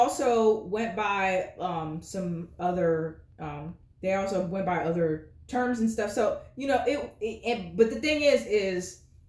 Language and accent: English; Kenya; now in United States; I'm originally from Kenya